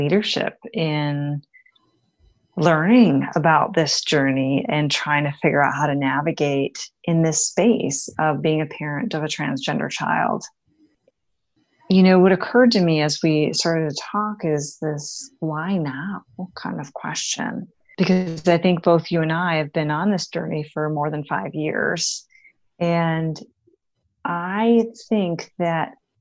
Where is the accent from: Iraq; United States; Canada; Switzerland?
United States; Wisconsin; Midwestern gal born and raised in Wisconsin